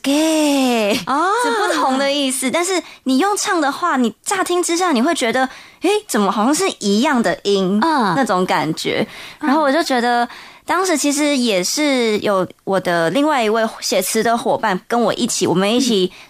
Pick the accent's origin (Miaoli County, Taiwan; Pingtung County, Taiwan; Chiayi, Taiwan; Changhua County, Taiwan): Miaoli County, Taiwan; Toufen; 在苗栗的头份